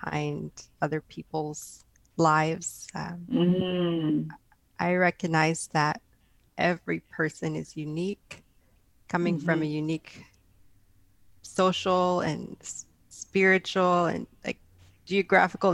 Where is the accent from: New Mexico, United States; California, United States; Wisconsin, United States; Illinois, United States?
California, United States; San Jose; I hail from San Jose, California, born and raised in the Bay Area